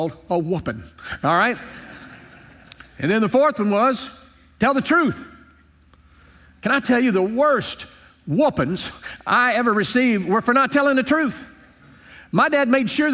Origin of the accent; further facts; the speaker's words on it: Louisiana, United States; When I was growing up in Louisiana, amen. I grew up on a small farm